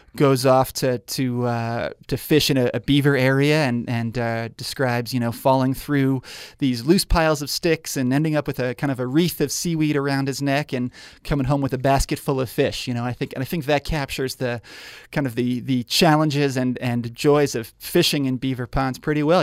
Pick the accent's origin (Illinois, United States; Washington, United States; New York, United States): New York, United States; now in Spokane, United States; I grew up in New York